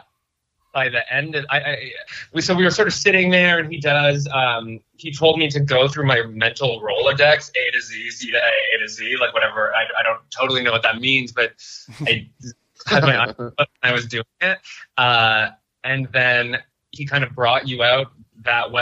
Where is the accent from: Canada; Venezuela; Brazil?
Canada; Cornwall, Ontario; moved away as an adult; also born or lived in Montreal / Greenpoint, Brooklyn; now in New York, United States; I'm from Cornwall, Ontario, which is close. It's like an hour from Montreal on the way to Toronto.